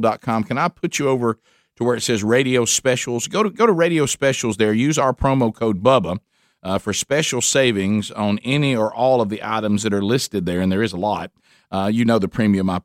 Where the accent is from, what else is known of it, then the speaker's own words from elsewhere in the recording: Calhoun County, Alabama, United States; from where we grew up in Calhoun County